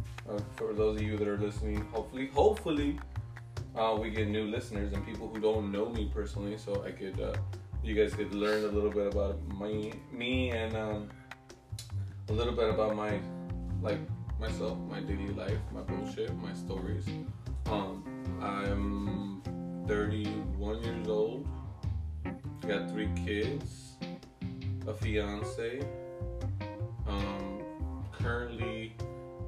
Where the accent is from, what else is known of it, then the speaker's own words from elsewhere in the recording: Oaxaca, Mexico; moved away; I am from Oaxaca